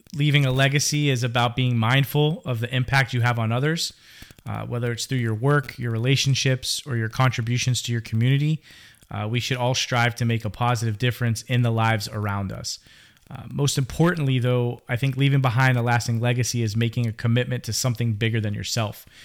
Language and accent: English; Pittsburgh, Pennsylvania, United States; now in Florida, United States; I am originally from Pittsburgh, Pennsylvania, born and bred